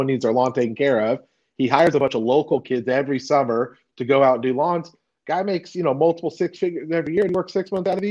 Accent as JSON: {"language": "English", "region": "California", "country": "United States", "moved": "as an adult", "lives_now": "Texas, United States"}